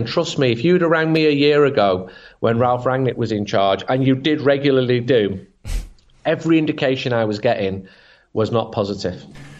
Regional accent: Manchester, North West England, United Kingdom; I'm a Mancunian.

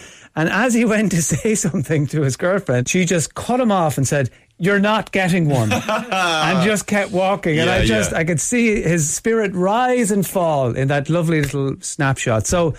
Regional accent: Limerick, Munster, Ireland; Limerick, I'm from Limerick.

